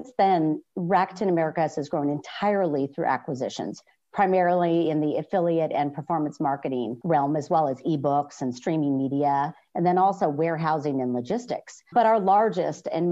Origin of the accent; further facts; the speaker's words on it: Northern California, United States; I was born and raised in Northern California